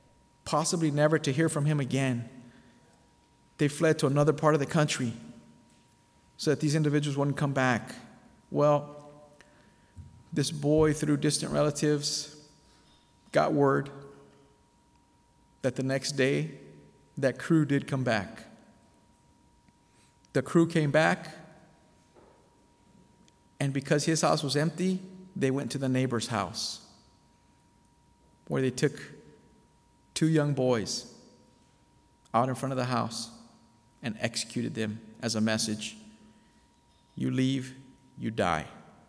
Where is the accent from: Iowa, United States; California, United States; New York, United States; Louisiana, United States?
California, United States; Bellflower; I was born in Bellflower, California